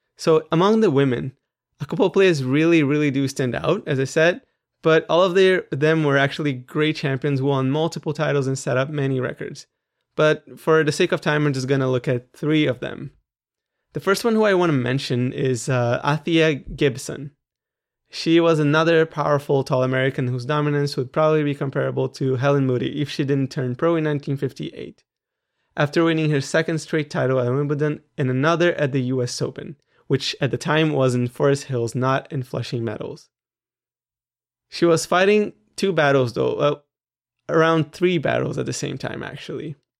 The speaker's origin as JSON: {"language": "English", "country": "Brazil", "said": "I'm Brazilian"}